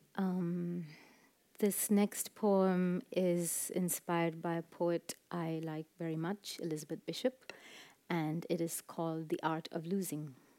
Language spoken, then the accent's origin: English; Chennai, Tamil Nadu, India; growing up in Madras in South India